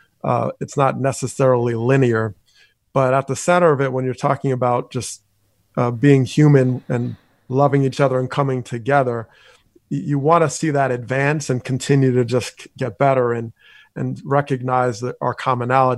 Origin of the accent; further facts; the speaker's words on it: Teaneck, New Jersey, United States; my time growing up in Teaneck, New Jersey